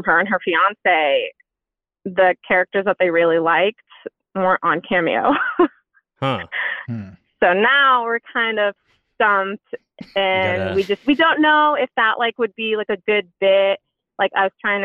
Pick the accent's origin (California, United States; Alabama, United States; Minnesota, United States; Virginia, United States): California, United States; San Diego; I'm 29 and I'm from San Diego